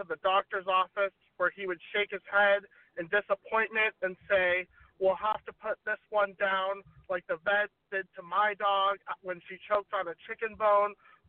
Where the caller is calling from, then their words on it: Long Beach, California, United States; Long Beach, California.